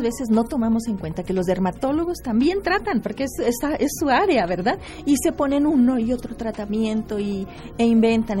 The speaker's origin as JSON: {"language": "Spanish", "region": "Querétaro", "country": "Mexico", "said": "esta tierra queretana que nos vio nacer"}